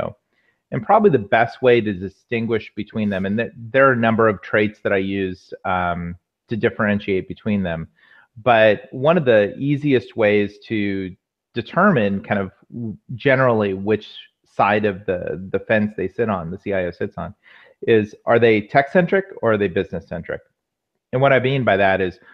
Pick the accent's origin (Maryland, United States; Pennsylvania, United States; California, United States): California, United States; Walnut Creek; moved away as an adult; also born or lived in Menlo Park / Mountain View; now in Los Angeles, United States; I grew up in the Bay Area. Grew up in the East Bay, out Walnut Creek area